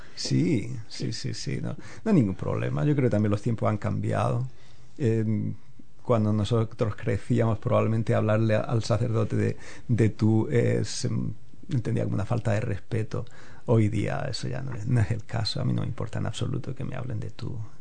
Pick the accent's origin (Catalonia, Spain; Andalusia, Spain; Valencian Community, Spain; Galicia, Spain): Andalusia, Spain; Órgiva; moved away as an adult; also born or lived in Lanjarón / Granada / Rome / Kenya; now in Hamilton, New Zealand; yo crecí en un pueblo muy pequeño que se llama orgiva